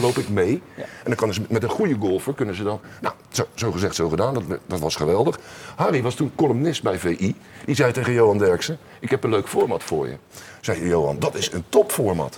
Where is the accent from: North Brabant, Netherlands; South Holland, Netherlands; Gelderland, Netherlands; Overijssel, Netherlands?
South Holland, Netherlands; Rotterdam; als geboren Rotterdammer